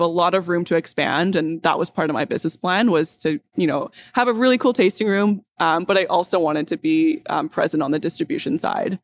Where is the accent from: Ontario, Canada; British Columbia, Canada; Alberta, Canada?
British Columbia, Canada; North Vancouver; I grew up on the North Shore